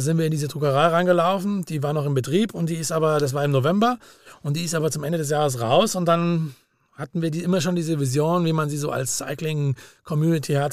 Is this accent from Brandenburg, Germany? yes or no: no; Langenargen, Baden-Württemberg, Germany; meine wirkliche Musiksozialisierung war tatsächlich wie am Bodensee